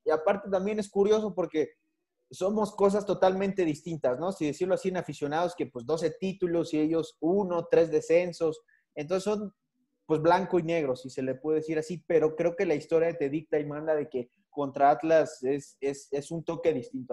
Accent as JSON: {"language": "Spanish", "region": "Mexico City", "country": "Mexico", "said": "la, ciudad de donde yo soy"}